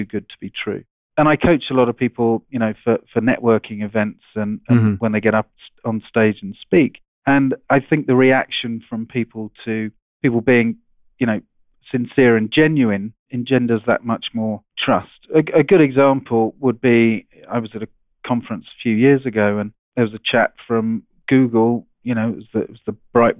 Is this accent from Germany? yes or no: no; England, United Kingdom; moved away as an adult; now in Seattle, United States; I'm an Englishman. I went to a public school, boarding school over there